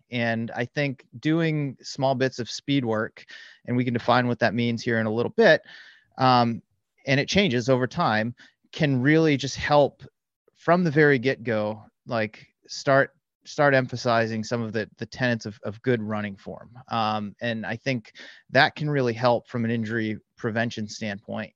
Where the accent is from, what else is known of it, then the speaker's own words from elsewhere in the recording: the Bay Area, California, United States; I am from the Bay Area. I live just north of San Francisco